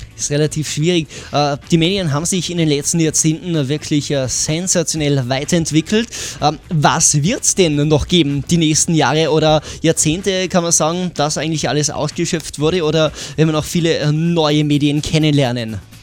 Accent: Tyrol, Austria; Bei uns in Tirol

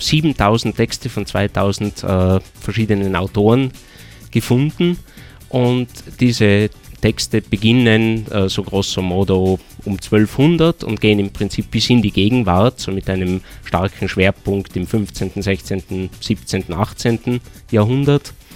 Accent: Austria; bei uns in Österreich

